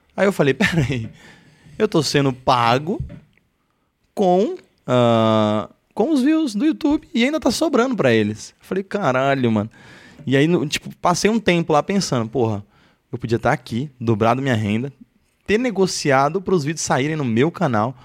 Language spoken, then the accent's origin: Portuguese; Osasco, São Paulo, Brazil; onde a gente cresceu lá em Osasco